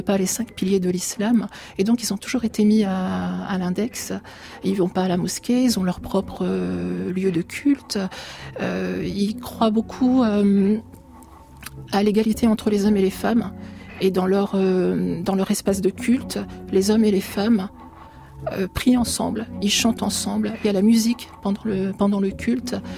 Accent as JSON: {"language": "French", "country": "France", "tie": "born or raised there", "also_born_or_lived": "Turkish-Syrian border, Turkey", "said": "moi j'ai grandi en France, je suis arrivée petite en France, donc je me sens profondément française"}